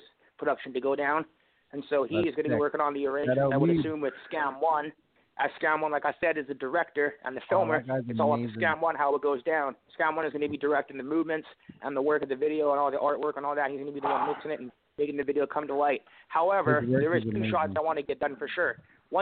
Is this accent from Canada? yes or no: yes; Vancouver, British Columbia, Canada; As I am from East Van, I got East Van tatted on my chest, as I will always be from there